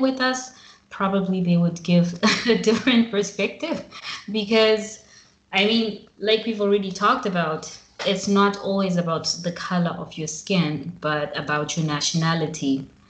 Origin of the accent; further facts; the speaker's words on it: Zimbabwe; moved away as an adult; now in Milan, Italy; I'm from Zimbabwe